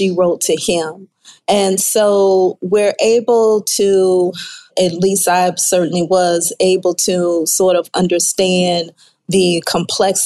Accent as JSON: {"language": "English", "town": "New Orleans", "region": "Louisiana", "country": "United States", "tie": "born or raised there", "moved": "yes", "lives_now": "Houston, United States", "said": "I am from the New Orleans area"}